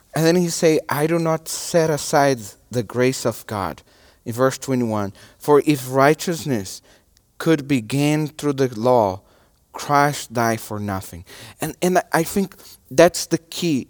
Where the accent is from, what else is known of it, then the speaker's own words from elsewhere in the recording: Brazil; English is a second language; moved away; my nationality is a Brazilian. And I'm from Brazil